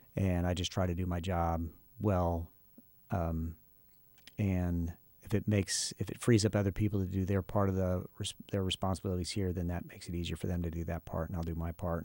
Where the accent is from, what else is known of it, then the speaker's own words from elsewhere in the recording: Akron, Ohio, United States; moved away as an adult; also born or lived in Huntington, Indiana; we are both from Akron, Ohio